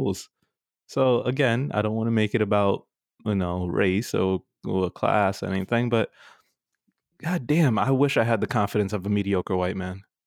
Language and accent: English; New York, United States; growing up in New York